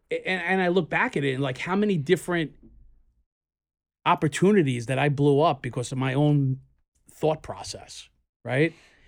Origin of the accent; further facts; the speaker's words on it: Queens, New York, United States; We're in Brooklyn, but we're not in Queens. But we are from Queens.